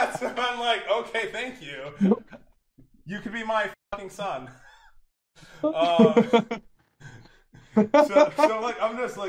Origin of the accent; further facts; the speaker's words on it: United States; I'm American.